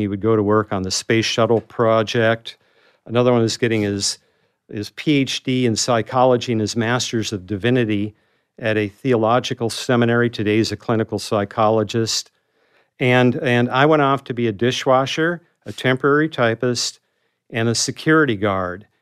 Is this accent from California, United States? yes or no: no; North Dakota, United States; moved away as an adult; I was that kid from North Dakota